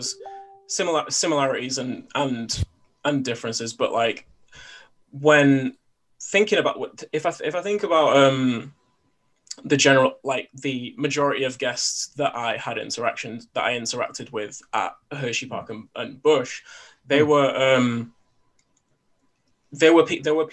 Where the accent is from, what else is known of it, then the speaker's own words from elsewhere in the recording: United Kingdom; me being British